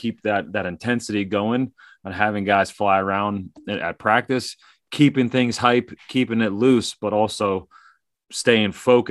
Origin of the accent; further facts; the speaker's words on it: Pittsburgh, Pennsylvania, United States; I'm from Pittsburgh.